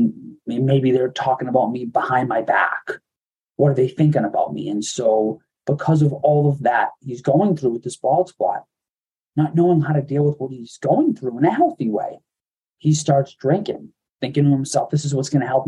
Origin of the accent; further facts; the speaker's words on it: Medford, Massachusetts, United States; Me and my family, we grew up right outside of Boston in Medford, Massachusetts